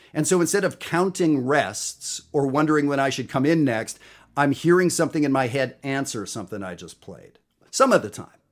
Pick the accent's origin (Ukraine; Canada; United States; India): Canada; I'm Canadian